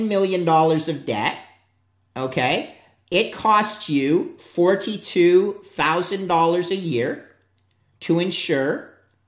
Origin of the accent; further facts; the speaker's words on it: Canada; also born or lived in upstate New York; I'm a Canadian.